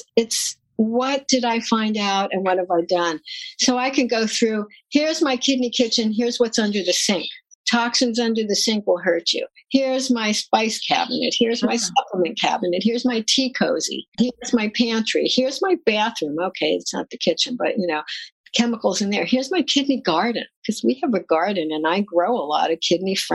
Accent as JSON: {"language": "English", "country": "United States", "tie": "born or raised there", "also_born_or_lived": "New Jersey", "said": "I grew up in New York and New Jersey. You can probably hear it in my voice"}